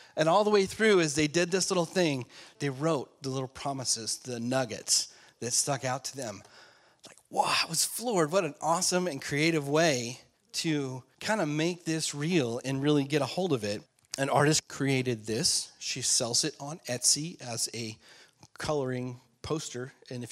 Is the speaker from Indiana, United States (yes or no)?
no; Alaska, United States; I grew up in Alaska